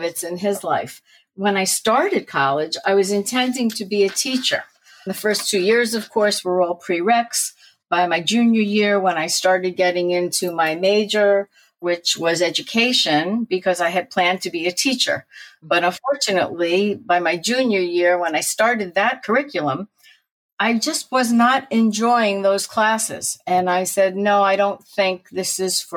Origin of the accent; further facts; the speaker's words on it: Newtown, Connecticut, United States; also born or lived in Brooklyn, New York / Bayside, Queens, New York; I was born in Brooklyn, moved for a very short while with my family to Bayside, Queens. But since I was 5 years old, I lived in Newtown, Connecticut